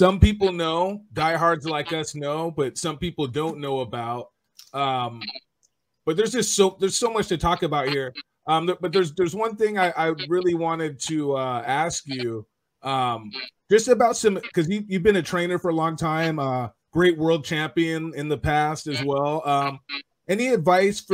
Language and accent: English; California, United States; now in Las Vegas, United States; I'm from California